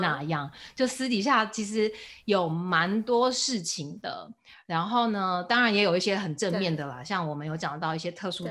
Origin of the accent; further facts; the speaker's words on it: Taiwan; moved away; 我是 from Taiwan